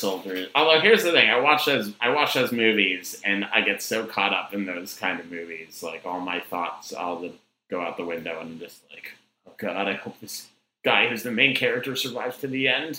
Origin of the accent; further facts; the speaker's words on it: Boston, Massachusetts, United States; And there's one near where I grew up in Boston that was, this guy inherited a patch of land that was too small to live on.